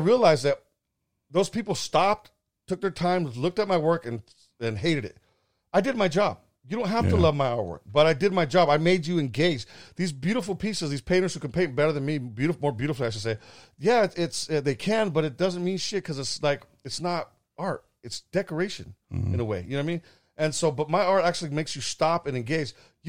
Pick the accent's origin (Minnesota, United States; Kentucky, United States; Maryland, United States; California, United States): California, United States; I grew up in the Central Valley, man, and that I was exposed to.